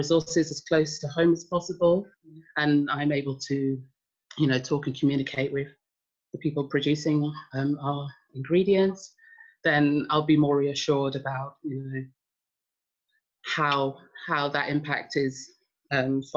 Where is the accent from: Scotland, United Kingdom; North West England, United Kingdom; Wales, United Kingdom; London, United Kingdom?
London, United Kingdom; moved away; also born or lived in Sweden; I grew up in Hackney in London